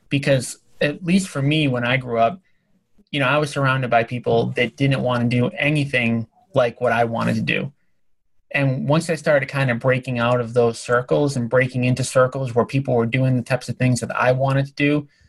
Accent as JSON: {"language": "English", "town": "Boston", "region": "Massachusetts", "country": "United States", "said": "I am from Boston, but the R's, for some reason, they are now pronounced."}